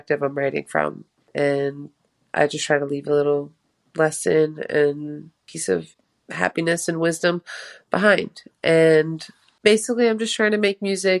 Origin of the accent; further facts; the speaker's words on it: Boston, Massachusetts, United States; also born or lived in Albania; born in Albania, and I have been in Boston ever since I was 7.